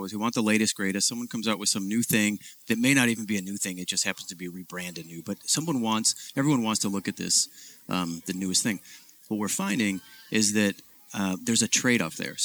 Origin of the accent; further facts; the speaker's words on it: Ohio, United States; also born or lived in Detroit, Michigan; I was born in Detroit, grew up in Ohio